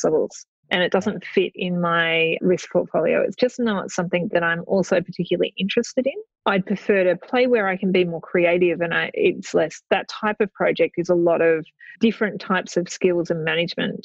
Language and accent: English; Australia; We are both in property. We're both from Australia